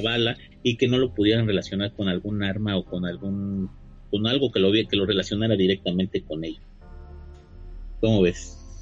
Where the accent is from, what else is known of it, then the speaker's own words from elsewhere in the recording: Mexico; nosotros como mexicanos